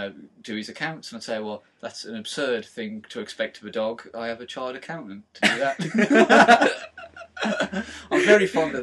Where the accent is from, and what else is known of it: Dudley, West Midlands, United Kingdom